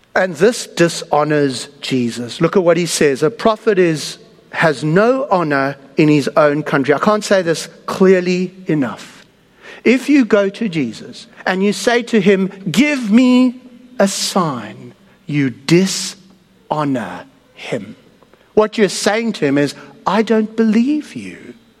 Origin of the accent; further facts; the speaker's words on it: South Africa; moved away; I come from South Africa